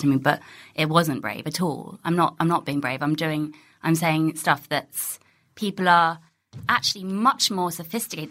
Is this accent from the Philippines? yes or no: no; Ealing, London, United Kingdom; also born or lived in Pinner; I grew up in Ealing